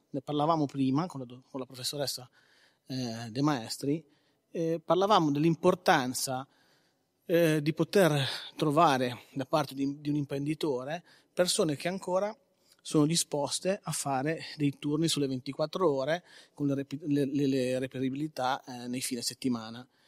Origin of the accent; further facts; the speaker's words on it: Carcare, Liguria, Italy; io sono di Carcare